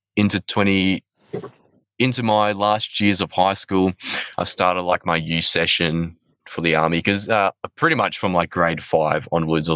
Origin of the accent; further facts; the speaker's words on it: Queensland, Australia; moved away as an adult; also born or lived in Gympie / Sunshine Coast / Ukraine; I grew up in Queensland, town called I was born in a town called Gympie. Unfortunately, I spent most of my childhood time on the Sunshine Coast, like Noosa, Coolum, all that stuff.